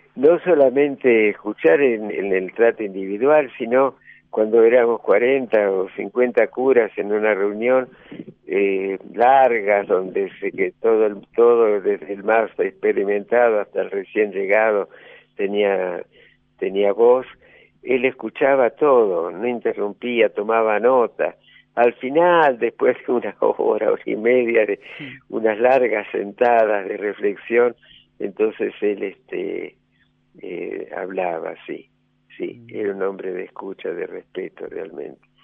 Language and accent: Spanish; Rosario, Santa Fe, Argentina; moved away as an adult; also born or lived in San Luis; now in La Rioja, Argentina